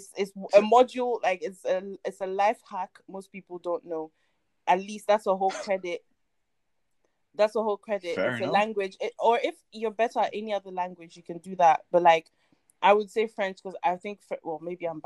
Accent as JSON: {"language": "English", "country": "Ghana", "tie": "born or raised there", "also_born_or_lived": "Ivory Coast", "second_language": "English", "moved": "yes", "lives_now": "United Kingdom", "said": "I grew up in Ghana, even though I'm from Ivory Coast, I grew up in Ghana and that's where I learned English and everything."}